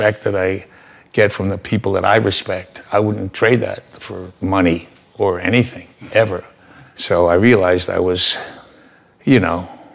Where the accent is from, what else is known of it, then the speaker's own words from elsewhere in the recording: New York City, New York, United States; also born or lived in Bronx, New York; I think I only lived there like 6-7 weeks, then something like that. And my dad found an apartment in Sunnyside, 41st and Skillman